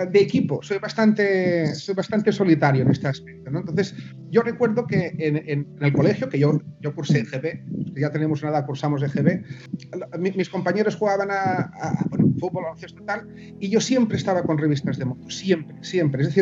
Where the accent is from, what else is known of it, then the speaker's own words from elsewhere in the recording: Menorca, Balearic Islands, Spain; aquí en Menorca, yo soy de Menorca también